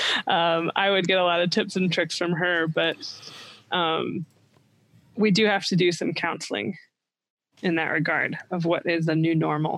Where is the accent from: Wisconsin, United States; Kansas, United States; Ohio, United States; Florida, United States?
Ohio, United States; Columbus; That's my hometown, Columbus, Ohio.